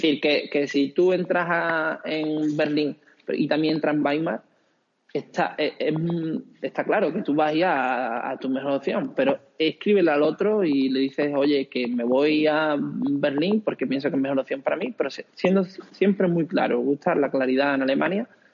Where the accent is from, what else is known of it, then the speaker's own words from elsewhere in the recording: Villablanca, Andalusia, Spain; moved away as an adult; now in Karlsruhe, Germany; yo soy de un pueblo pequeñín de Huelva, Villa Blanca, entonces hay muy buena escuela de música